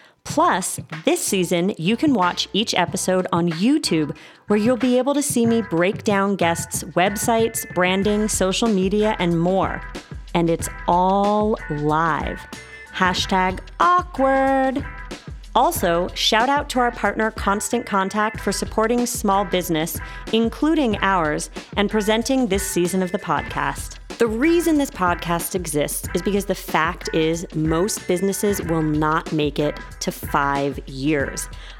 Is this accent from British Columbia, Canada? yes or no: no; Toronto, Ontario, Canada; By the way, I am also from Toronto.